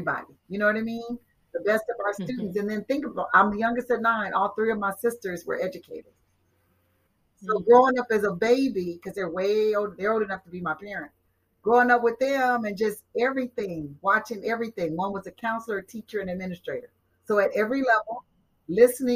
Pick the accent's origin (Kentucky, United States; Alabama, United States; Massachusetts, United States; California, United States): California, United States; Compton; being the youngest of nine from Compton, California